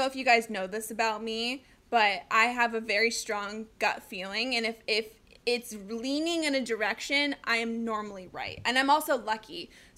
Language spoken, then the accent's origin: English; Colorado, United States; now in Arizona, United States; I grew up in Colorado, been a huge Avs fan my entire life